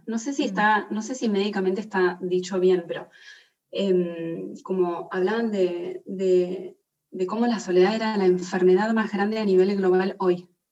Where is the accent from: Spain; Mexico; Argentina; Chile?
Argentina; moved away as an adult; also born or lived in Italy; Yo estaba viviendo afuera, yo soy de Argentina, y estaba viviendo en Italia